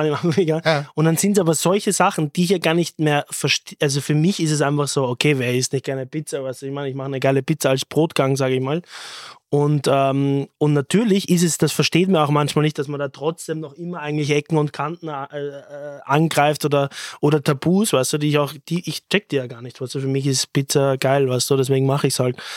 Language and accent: German; Austria; das ist unsere Kultur, wir sind Österreicher